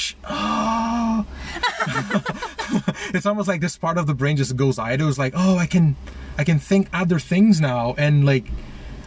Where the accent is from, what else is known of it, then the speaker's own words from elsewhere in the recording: Rio de Janeiro, Brazil; now in Vancouver, Canada; I'm from Rio, so there's a lot of these, like, sh sounds